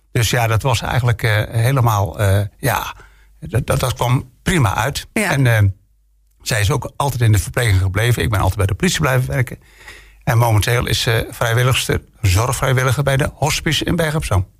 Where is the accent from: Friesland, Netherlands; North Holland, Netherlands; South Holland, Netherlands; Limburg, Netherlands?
Friesland, Netherlands; now in Bergen op Zoom, Netherlands; ik ben geboren in Friesland